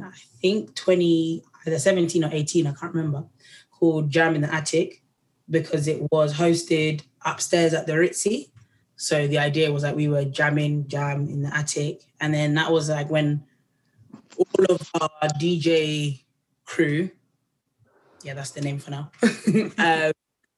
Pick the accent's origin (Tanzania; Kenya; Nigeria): Tanzania; moved away; because I'm from Tanzania, there's like a way like that people chant, like a Bantu chant, which is like all about harmonies and feelings. So I've grown up like